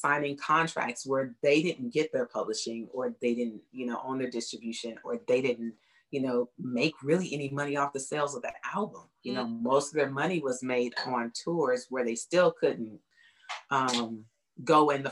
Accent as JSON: {"language": "English", "area": "Bay Area", "region": "California", "country": "United States", "tie": "born or raised there", "moved": "as an adult", "lives_now": "Houston, United States", "said": "And then we moved to the Bay Area and I was raised there"}